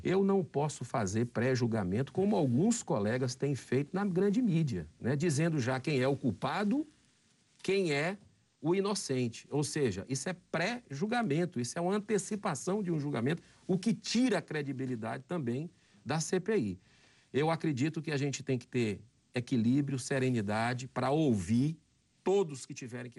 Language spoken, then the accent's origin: Portuguese; Fortaleza, Ceará, Brazil; No estado do Ceará, na minha capital, Fortaleza, onde eu nasci